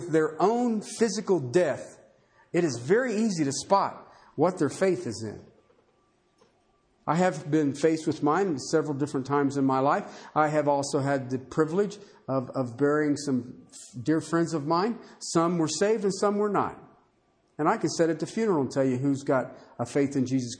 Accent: United States; I'm an American

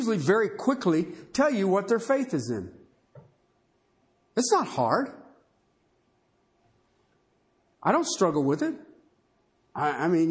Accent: United States; I'm an American

